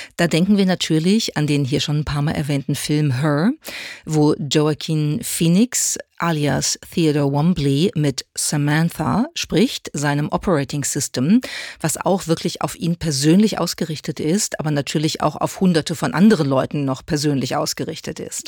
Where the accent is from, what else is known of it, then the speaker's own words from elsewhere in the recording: Germany; bei uns in Deutschland